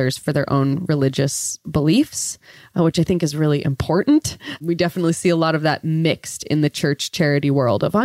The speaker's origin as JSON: {"language": "English", "area": "45 minutes south of Yosemite", "region": "California", "country": "United States", "tie": "born or raised there", "moved": "as an adult", "said": "I grew up about 45 minutes south of Yosemite National Park on the east side in California"}